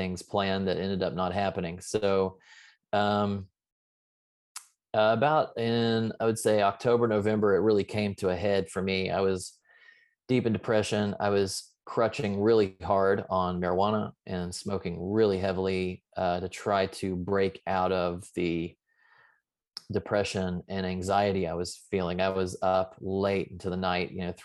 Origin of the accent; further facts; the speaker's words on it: the South, United States; I was raised in the South